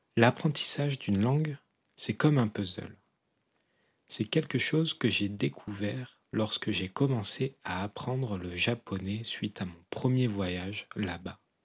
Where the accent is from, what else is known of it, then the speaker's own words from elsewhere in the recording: southwest France, France; je suis originaire du sud-ouest de la France, à moins d'une heure de voiture de l'Espagne